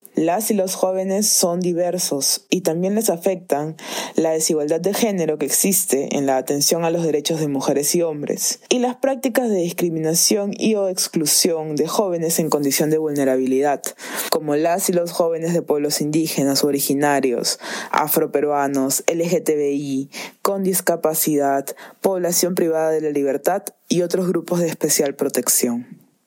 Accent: Peru; mi último año como joven peruana

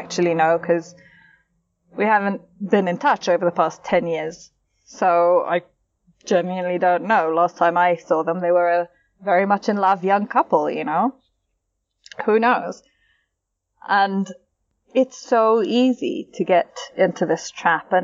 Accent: England, United Kingdom; we're English

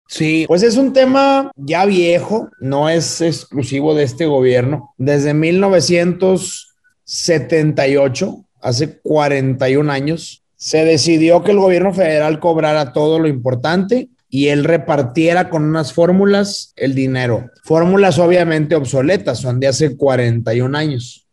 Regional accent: Nuevo León, Mexico; soy de Nuevo León y voy a ser gobernador de Nuevo León

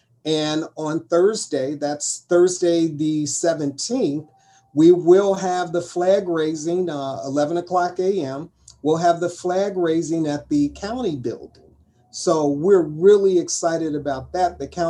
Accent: Cincinnati, Ohio, United States; I am a native Cincinnatian, born and raised in Cincinnati, educated through Cincinnati Public School System, undergraduate and graduate school through University of Cincinnati. I'm an entrepreneur in Cincinnati.

